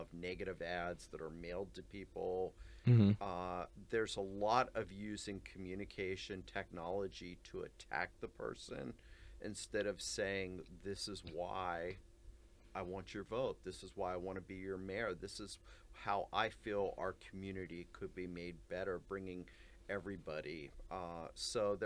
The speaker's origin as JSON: {"language": "English", "town": "Ligonier", "region": "Pennsylvania", "country": "United States", "tie": "born or raised there", "said": "I grew up in Western Pennsylvania, a small town called Ligonier"}